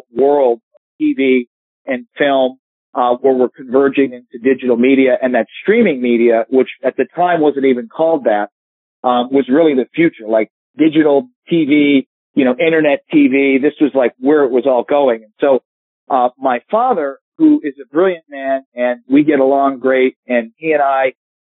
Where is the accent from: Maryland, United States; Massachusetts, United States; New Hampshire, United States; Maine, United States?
New Hampshire, United States; Hampton Beach; I grew up in Hampton Beach, New Hampshire